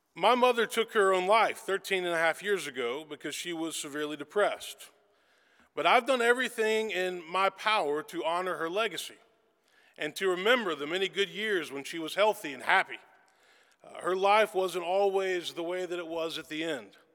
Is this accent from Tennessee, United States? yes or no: yes; Memphis, Tennessee, United States; I was born and raised in Memphis, Tennessee